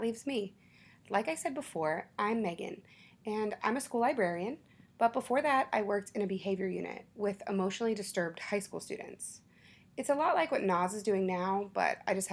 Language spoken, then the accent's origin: English; Baton Rouge, Louisiana, United States; also born or lived in Florida; now in Dallas, United States; Baton Rouge is my hometown